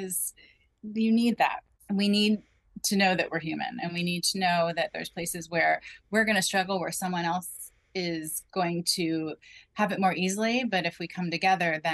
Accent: Rockland County, New York, United States; moved away; I grew up in Rockland County, which is a half hour northwest of Manhattan

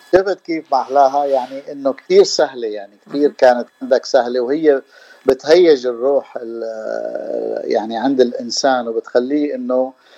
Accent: Damascus, Damascus Governorate, Syria; moved away as an adult; also born or lived in San Diego, United States; now in Los Angeles, United States; انا من دمشق من سوريا وصار لي 32 سنه من سنه 1990 1990 انا بلوس انجلوس

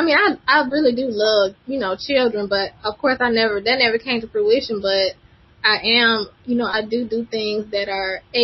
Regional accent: Birmingham, Alabama, United States; I'm from Birmingham, Alabama

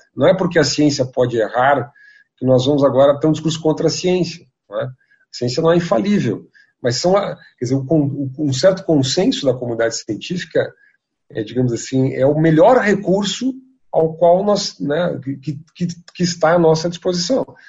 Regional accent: Rio Grande do Sul, Brazil; now in São Paulo, Brazil; Eu sou gaúcho

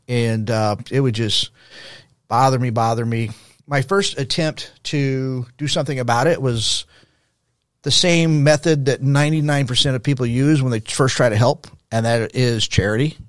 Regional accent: El Paso, Texas, United States; now in Dallas–Fort Worth, United States; I grew up in El Paso, Texas in the sixties. That was my childhood in the sixties.

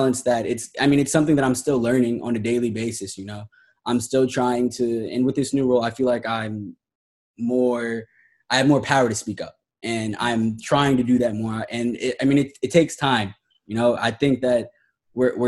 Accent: Columbus, Ohio, United States; now in Miami, United States; I grew up in Columbus, Ohio

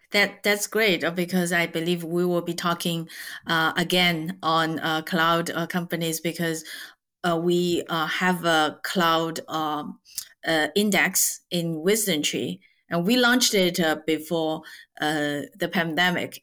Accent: Zhejiang, China; moved away; I grew up in Zhejiang

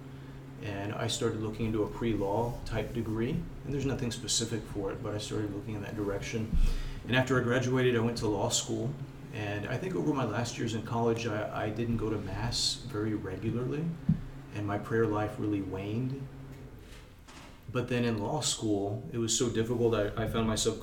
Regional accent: South Texas, United States; I grew up in South Texas in a family where we always went to church on Sundays, never missed

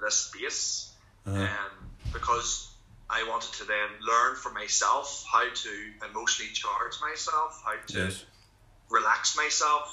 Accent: Lurgan, Northern Ireland, United Kingdom; my hometown

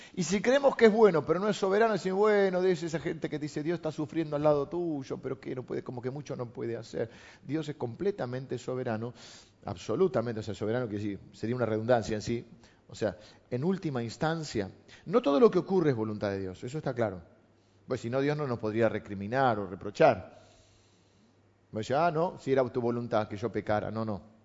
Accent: La Plata, Buenos Aires Province, Argentina; also born or lived in Morón; Yo nací en La Plata.

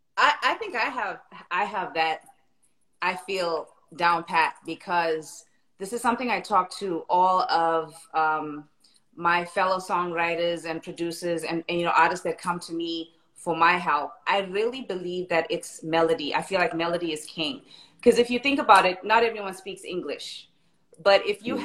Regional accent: South Africa; now in Los Angeles, United States; I was born and raised in South Africa, um, and I've been in LA for quite some time now

